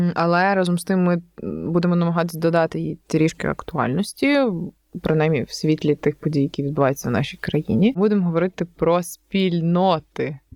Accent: Novoyavorivsk, Lviv Oblast, Ukraine; also born or lived in Galicia; я там з Новоябрівська

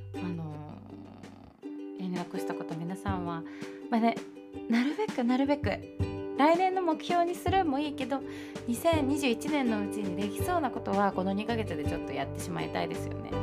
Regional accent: Chūgoku region, Japan; moved away as an adult; now in Kanto, Japan; 関東上京してからしてこう初めて東日本に住んだんですけどそれまで22年間ずっと中国 地方に住んでいた

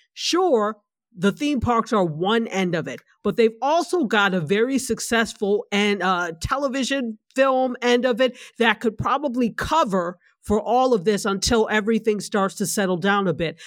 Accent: New York, United States; now in Florida, United States; New York State, which is my home state

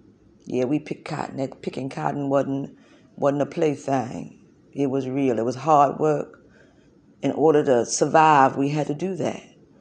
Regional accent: South Carolina, United States; born there; I was born in Kershaw County, South Carolina, February the 2nd, 1904. Yeah, I raised my children in South Carolina.

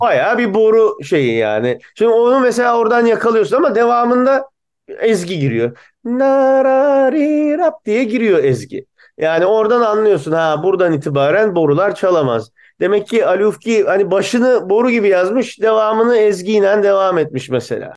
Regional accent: Bursa, Turkey; now in Boston, United States; gençliğinde Bursa'da büyümüş adamım

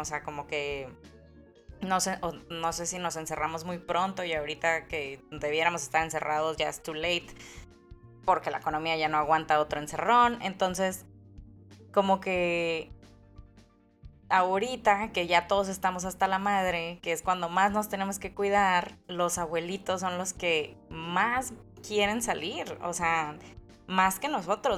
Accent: Mexico; si los mexicanos cantáramos

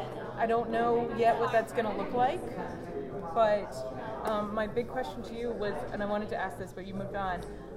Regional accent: Atlanta, Georgia, United States; I'm from Atlanta. I'm no longer...

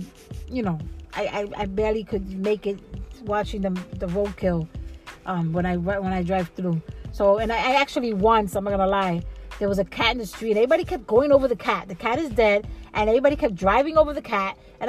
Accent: New York, United States; I find, as a New Yorker, it's kind of weird for me.

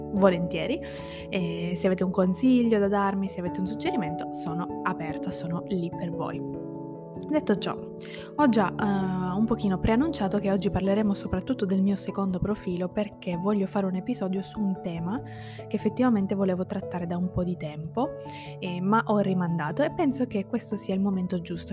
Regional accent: province of Ragusa, Sicily, Italy; moved away as an adult; io sono di quella provincia, cioè io ho vissuto lì la maggior parte della, della mia vita

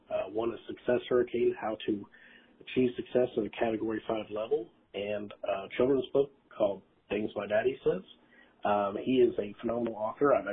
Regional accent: Southern Ohio, United States; now in Raleigh, United States

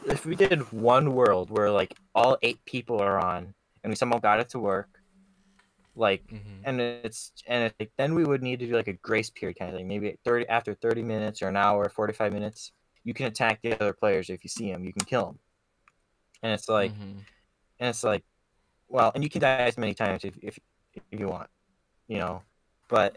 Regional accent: United States

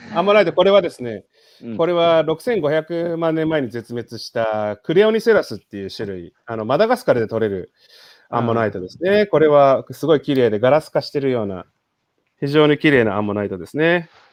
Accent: Chiba, Japan; moved away as an adult; also born or lived in Tokyo / Netherlands; 生まれは東京なんですけど、育ちは千葉県でして

